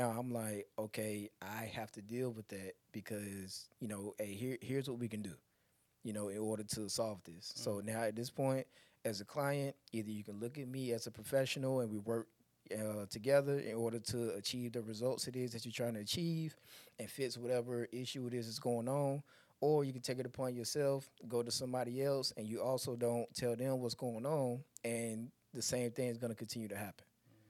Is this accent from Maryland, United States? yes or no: no; Elizabeth City, North Carolina, United States; I'm from Elizabeth City, North Carolina, but my daughter lives in Charlotte.